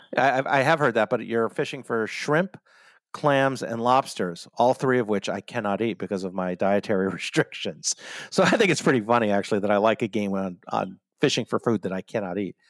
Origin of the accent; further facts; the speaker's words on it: United States; I'm your American host